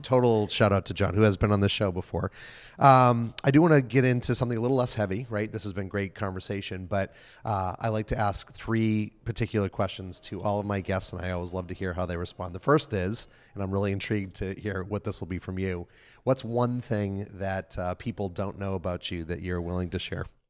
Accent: New England, United States; from New England

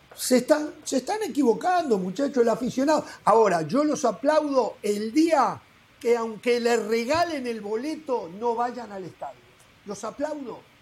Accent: Uruguay; moved away; En Uruguay somos 3.400.000 y hay 3.400.000 eh, técnicos en mi país

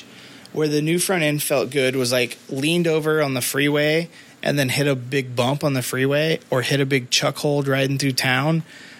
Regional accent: Midwest, United States; I grew up in the Midwest

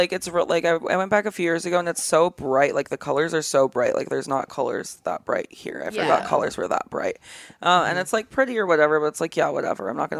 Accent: Kauai, Hawaii, United States; now in Los Angeles, United States; I grew up on Kauai, so like the smallest one

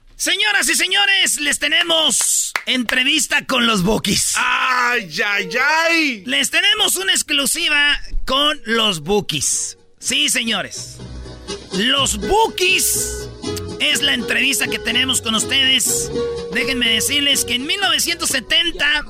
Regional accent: Jiquilpan, Michoacán, Mexico; now in Los Angeles, United States; Soy de Michoacán

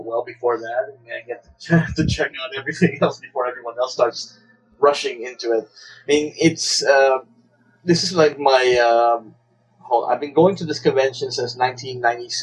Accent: Manila, Metro Manila, Philippines; moved away; growing up in Manila where I lived

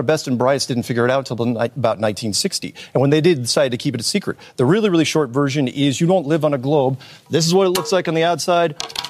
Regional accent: United States; I'm an American.

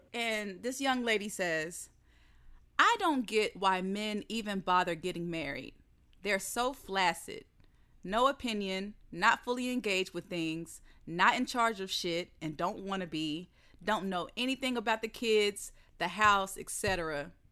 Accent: the South, United States; growing up in the South

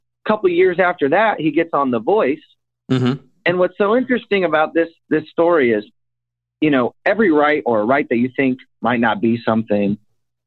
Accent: Iowa, United States; moved away; I'm from Iowa. I grew up on a farm.

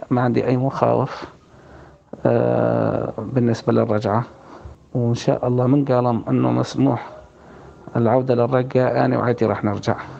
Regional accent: Raqqa, Raqqa Governorate, Syria; moved away as an adult; also born or lived in Ain Issa; now in Tabqa, Syria

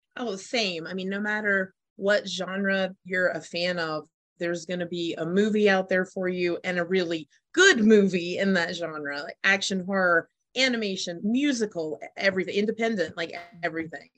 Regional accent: Las Vegas, Nevada, United States; I'm from Las Vegas, I'm Las Vegas based

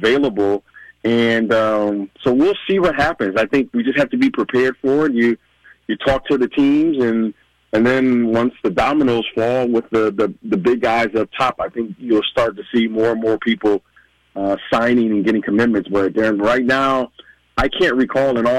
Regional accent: Midwest, United States; growing up in the Midwest

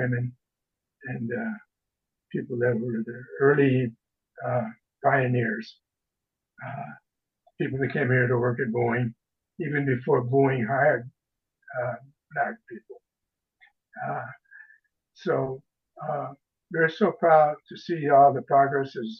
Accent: Seattle, Washington, United States; also born or lived in Texas; we all grew up in Seattle

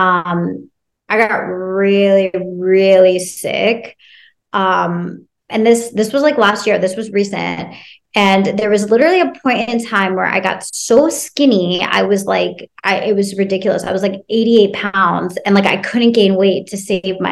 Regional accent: Cincinnati, Ohio, United States; I grew up in Ohio in Cincinnati

